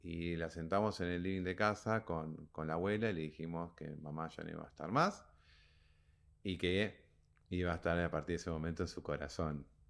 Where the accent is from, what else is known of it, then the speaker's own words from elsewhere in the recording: Argentina; nosotros somos argentinos